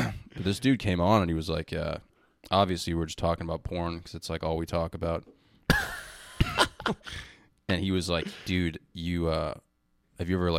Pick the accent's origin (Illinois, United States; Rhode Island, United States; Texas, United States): Rhode Island, United States; I grew up in Rhode Island